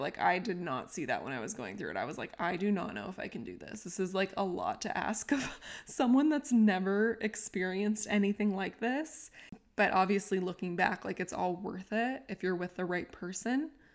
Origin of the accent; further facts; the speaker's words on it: San Diego, California, United States; moved away as an adult; I grew up in San Diego my whole life, then I left